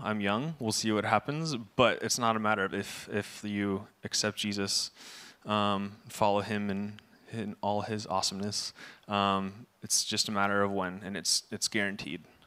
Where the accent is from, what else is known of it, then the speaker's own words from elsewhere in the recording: Camarillo, California, United States; I was born in Camarillo, July